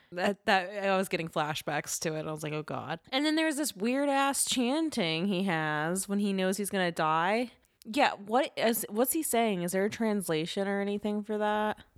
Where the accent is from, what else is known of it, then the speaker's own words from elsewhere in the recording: Louisiana, United States; moved away; I grew up in Louisiana